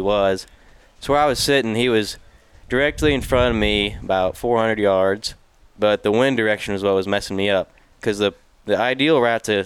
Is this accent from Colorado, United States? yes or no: no; Fairfield, Iowa, United States; I'm from Fairfield, Iowa